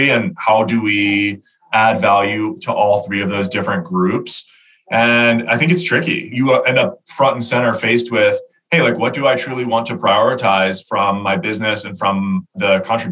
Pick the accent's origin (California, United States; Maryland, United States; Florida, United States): Maryland, United States; Baltimore; We grew up together in Baltimore, played football together